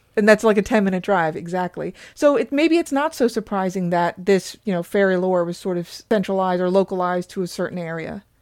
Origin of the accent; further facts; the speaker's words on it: Newfoundland and Labrador, Canada; where we grew up in Newfoundland